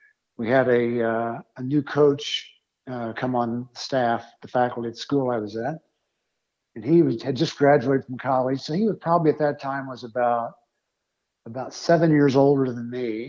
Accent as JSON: {"language": "English", "town": "Greenwood", "region": "Indiana", "country": "United States", "tie": "born or raised there", "said": "I grew up in Indiana, a little town just south of Indianapolis called Greenwood."}